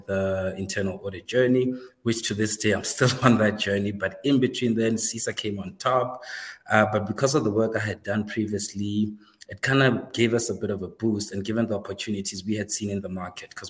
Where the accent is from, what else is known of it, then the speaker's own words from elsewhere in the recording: Seshego, Limpopo, South Africa; I grew up in the north, beyond the wall there, Limpopo. Grew up in a small township.